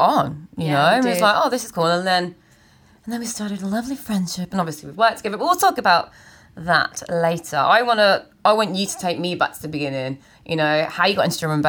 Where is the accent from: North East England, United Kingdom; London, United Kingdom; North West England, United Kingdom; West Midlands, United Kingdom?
West Midlands, United Kingdom; Birmingham; oh, I'm from the Midlands as well, yeah, I'm from Birmingham